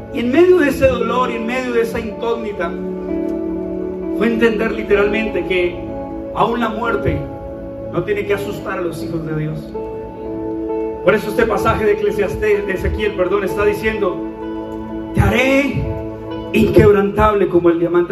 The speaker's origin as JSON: {"language": "Spanish", "town": "Bucaramanga", "region": "Santander", "country": "Colombia", "said": "así hablamos acá, niña. Es nuestra identidad"}